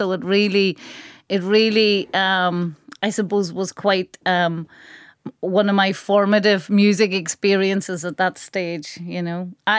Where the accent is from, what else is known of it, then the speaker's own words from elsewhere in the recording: Carndonagh, County Donegal, Ireland; So it's a Donegal, rural Donegal version of a single.